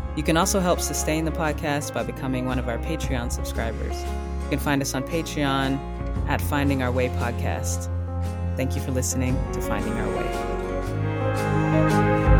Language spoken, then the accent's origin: English; the South, United States; I'm from the South